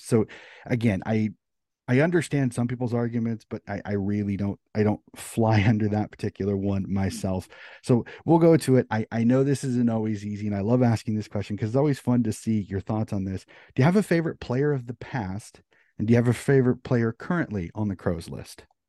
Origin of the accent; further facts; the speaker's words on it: United States; As an American